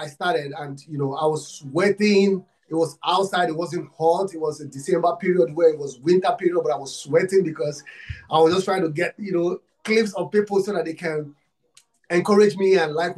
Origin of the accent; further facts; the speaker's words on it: Nigeria; I'm from Africa, Nigeria. I'm from Nigeria.